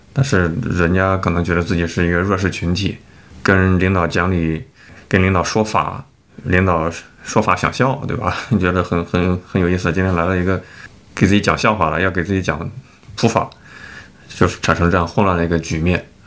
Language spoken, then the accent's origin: Chinese; China; 我们是中国人，我们都会说不，不会说英语